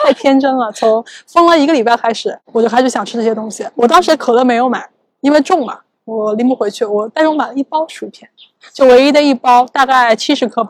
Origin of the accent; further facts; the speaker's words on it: Shanghai, China; 就像我们上海人现在很热衷于教别人如何囤货一样